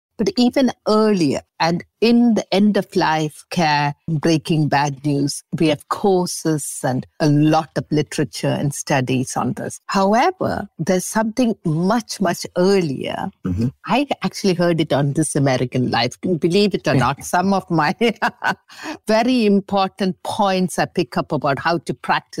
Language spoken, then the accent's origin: English; England, United Kingdom; moved away as an adult; now in Montreal, Canada; And I came from England with 52 cases of old things. And if I stayed in Montreal, it was the thought of packing this up.